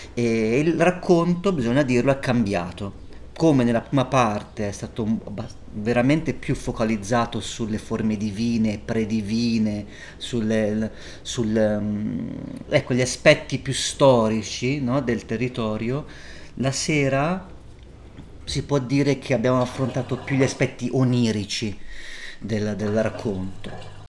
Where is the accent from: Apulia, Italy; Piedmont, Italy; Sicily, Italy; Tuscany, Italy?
Tuscany, Italy; Volterra; Io sono cresciuto a Volterra